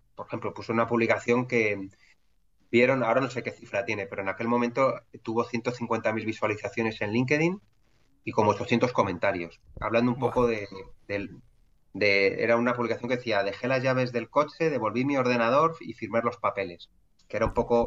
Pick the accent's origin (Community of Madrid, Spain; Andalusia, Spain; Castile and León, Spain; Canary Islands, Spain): Community of Madrid, Spain; Madrid; yo soy un madrileño de 41